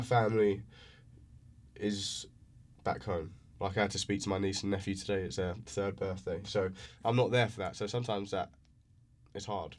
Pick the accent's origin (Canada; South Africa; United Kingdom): United Kingdom; England; first language English; moved away as an adult; now in United States; growing up in England.